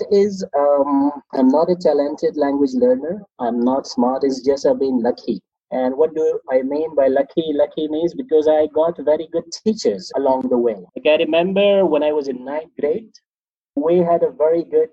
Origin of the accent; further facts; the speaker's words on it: Pakistan; first language Pashto; English is a second language; I am from Pakistan. Pashto is my first language.